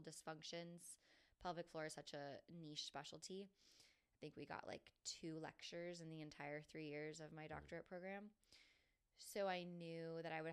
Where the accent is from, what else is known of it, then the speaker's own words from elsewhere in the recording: Jacksonville, Florida, United States; I was born and raised in Jacksonville, Florida